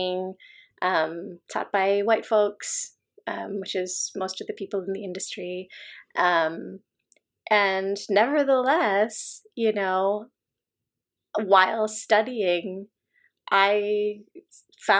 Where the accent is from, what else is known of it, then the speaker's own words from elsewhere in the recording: United States; also born or lived in Chicago, Illinois / Southern California; I grew up in the US and I wasn't taught to speak our native tongue, which is Malayalam